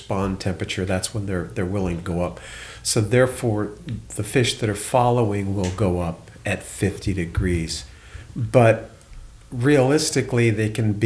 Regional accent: Bethlehem, New Hampshire, United States; moved away; also born or lived in Plum Island, Massachusetts; I grew up in Bethlehem, New Hampshire

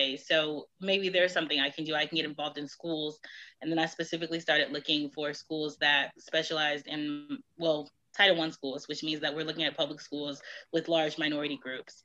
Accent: Detroit, Michigan, United States; moved away; also born or lived in Houston; I'm from Detroit

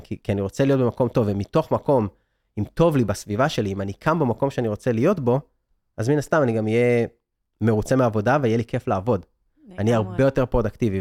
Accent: Israel; moved away as an adult; also born or lived in San Francisco; אני בכלל ב-2014 רציתי להגשים את החלום הישראלי, שזה היה, אני יליד 82, הדור שלי גדל על רילוקיישן

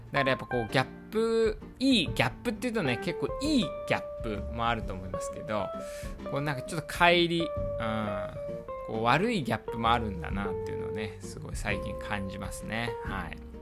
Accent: Iwate, Japan; 岩手出身なんでやっぱ冬の男

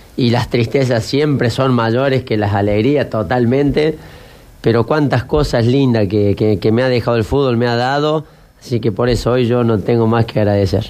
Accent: General Cabrera, Córdoba, Argentina; moved away; en los pueblos nuestros, Cabrera

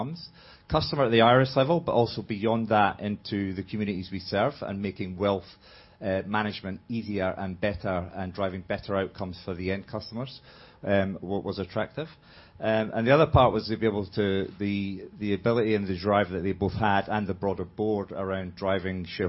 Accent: Edinburgh, Scotland, United Kingdom; moved away; I'm from Scotland, Edinburgh

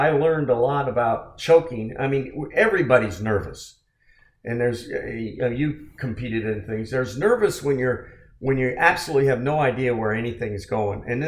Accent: San Francisco Bay Area, California, United States; I was from the San Francisco Bay Area

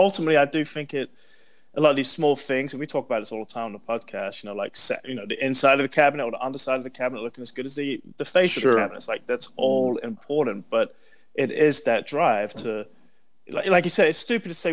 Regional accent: London, United Kingdom; moved away; also born or lived in Wembley; I'm from London

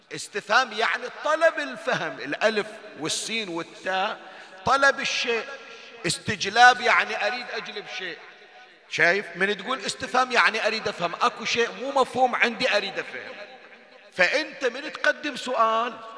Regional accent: Bahrain; عندنا بالبحرين

